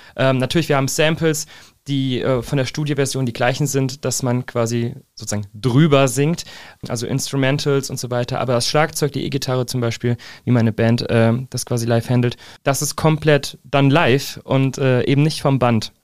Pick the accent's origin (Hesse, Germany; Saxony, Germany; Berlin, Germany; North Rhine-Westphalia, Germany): Hesse, Germany; Fernwald; also born or lived in Giessen; ich wurde in Gießen geboren, seitdem auch in Gießen quasi Umgebung verwurzelt.